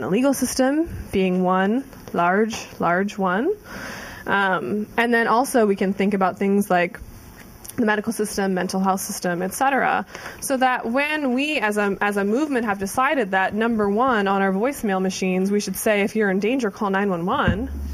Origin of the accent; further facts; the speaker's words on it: Ohio, United States; moved away as an adult; I moved from Ohio. I was a 4-H'er